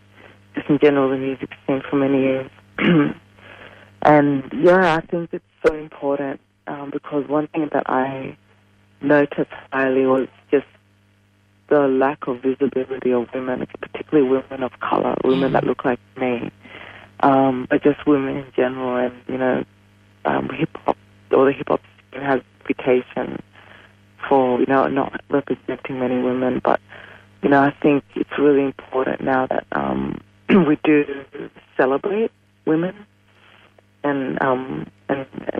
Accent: Uganda; now in Australia; I'm from Uganda as well

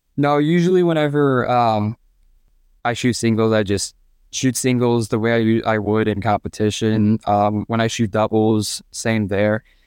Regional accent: Fort Wayne, Indiana, United States; I'm from Fort Wayne, Indiana, and I am a senior at Carroll High School

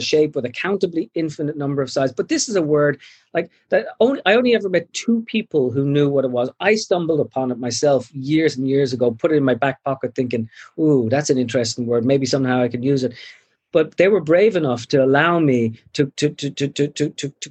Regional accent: Ireland; now in United States; I feel entirely Irish.

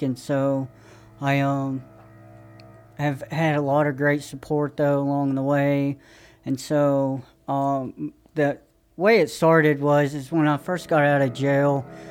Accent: Johnson City, Tennessee, United States; I'm from East Tennessee, Johnson City.

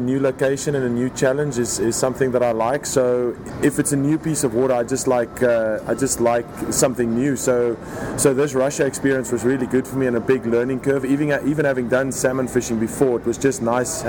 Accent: South Africa; moved away as an adult; Born and raised in South Africa

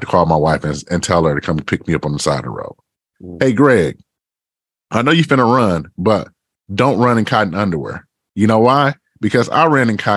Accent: Detroit, Michigan, United States; So I grew up in Detroit, Michigan. I grew up on the east side of Detroit, you know, in the Ravendale neighborhood

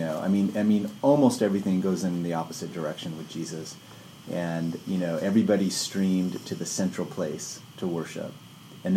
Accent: San Jose, California, United States; I grew up near Santa Cruz in San Jose

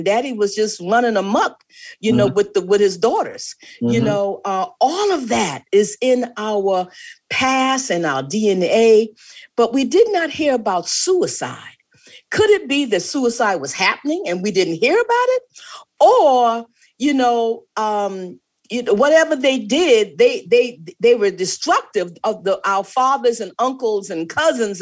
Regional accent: the Low Country, South Carolina, United States; I'm from the Low Country, South mm-hmm. Carolina

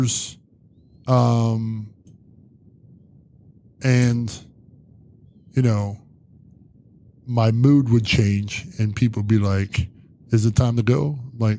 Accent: Zanesville, Ohio, United States

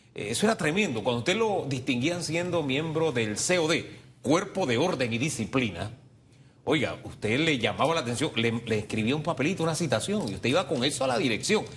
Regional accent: Panama; como panameños

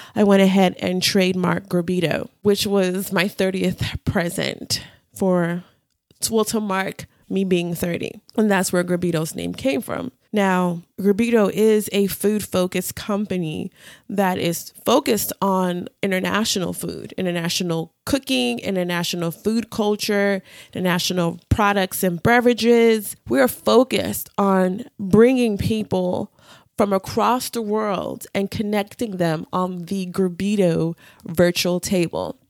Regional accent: Houston, Texas, United States; also born or lived in Nigeria; I grew up in Houston and in Nigeria

